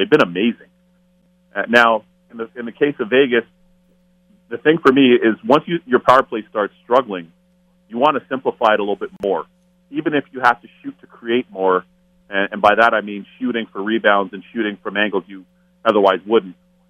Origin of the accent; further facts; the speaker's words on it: Toronto, Ontario, Canada; growing up in Toronto and going to watch him play at St. Mike's Arena back home